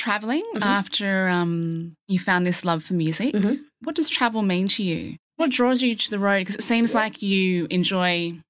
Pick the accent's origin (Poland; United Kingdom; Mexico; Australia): Australia; also born or lived in Alberta, Canada; I'm one Aussie that gets that.